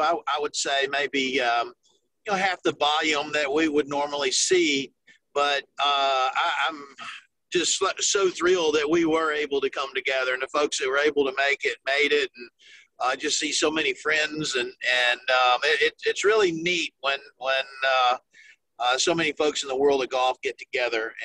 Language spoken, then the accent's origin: English; South Carolina, United States; also born or lived in Tennessee; I grew up in the state of South Carolina. I was born in Tennessee. My family's from that area, but my my dad's job took him to to the Carolinas, and I was like in the second grade